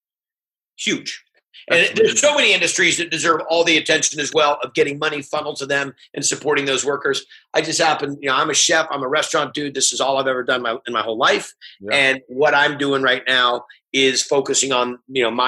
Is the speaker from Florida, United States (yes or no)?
no; California, United States; it's my home state.